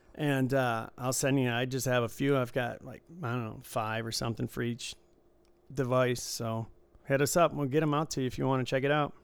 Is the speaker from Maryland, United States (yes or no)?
no; Michigan, United States; I grew up in Michigan